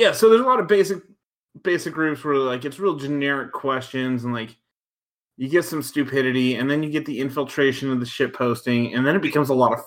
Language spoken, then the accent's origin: English; Texas, United States; as a Texan